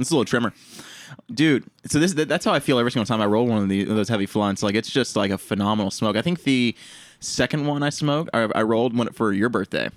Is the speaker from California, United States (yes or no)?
no; Honey Grove, Texas, United States; moved away; my hometown, Honey Grove.